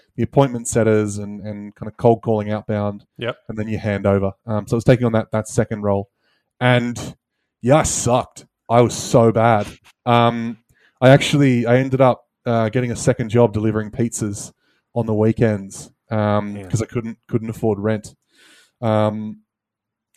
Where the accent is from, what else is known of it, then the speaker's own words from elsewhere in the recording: Australia; moved away; I'm originally an Aussie